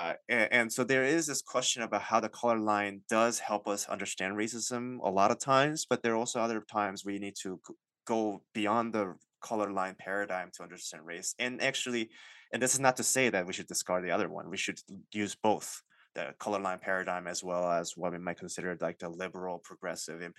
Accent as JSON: {"language": "English", "country": "United States", "said": "I'm Asian American"}